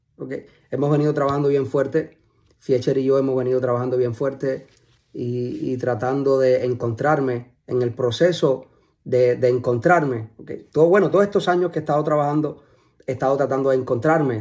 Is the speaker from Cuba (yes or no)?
yes; Cuba; moved away as an adult; now in United States; es un chamaquito eh, de Cuba, que nació en Cuba. Eh, me crié en Cuba hasta los 20 y algo.